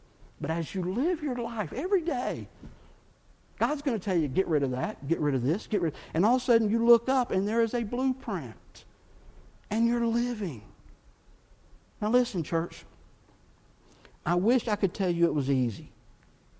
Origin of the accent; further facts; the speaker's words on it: Texas, United States; moved away; also born or lived in Chattanooga, Tennessee; I grew up in Texas fishing, bass fishing. But that's where I grew up